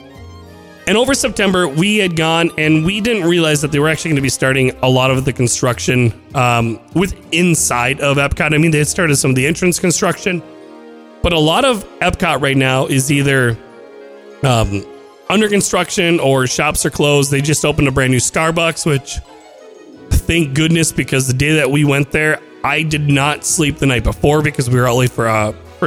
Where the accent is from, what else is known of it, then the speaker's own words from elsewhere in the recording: Midwest, United States; I'm from the Midwest, and we get snow.